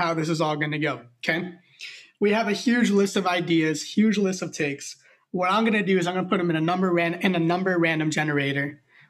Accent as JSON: {"language": "English", "town": "Miami", "region": "Florida", "country": "United States", "tie": "born or raised there", "also_born_or_lived": "Atlanta", "moved": "as an adult", "said": "we're both from Miami, but we met in college in Atlanta."}